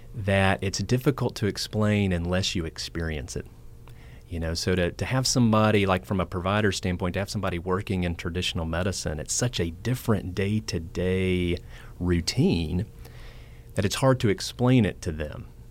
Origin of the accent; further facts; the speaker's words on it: Franklin, Tennessee, United States; I am from Nashville, um, Franklin to be specific